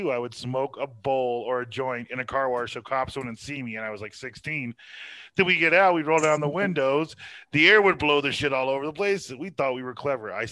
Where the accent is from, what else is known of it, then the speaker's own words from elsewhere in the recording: Texas, United States; Well, I am a Texan.